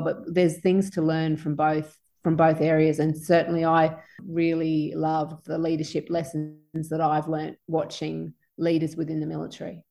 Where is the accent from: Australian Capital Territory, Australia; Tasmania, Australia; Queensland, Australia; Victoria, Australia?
Queensland, Australia; Sunshine Coast; also born or lived in Townsville; I was growing up on the Sunshine Coast at the time